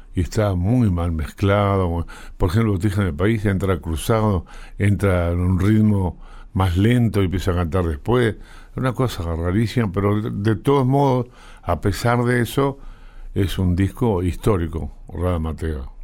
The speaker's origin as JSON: {"language": "Spanish", "country": "Uruguay", "said": "había que ayudar a mi familia, me fui a Perú con, con con Dogliotti y ahí volví a Uruguay"}